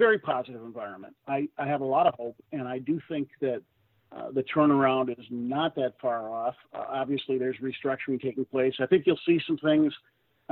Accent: St. Paul, Minnesota, United States; moved away as an adult; my hometown paper, St. Paul

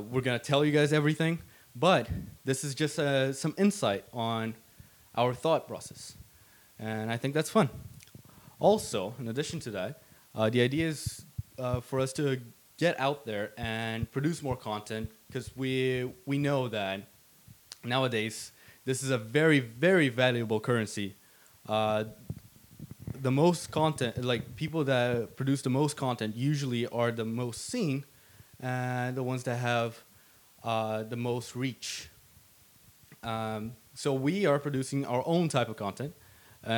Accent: Brazil; now in Sweden; I'm from Brazil.

